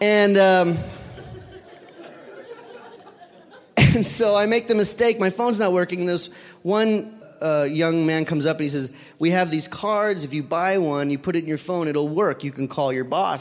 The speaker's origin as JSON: {"language": "English", "country": "United States", "said": "I'm from America."}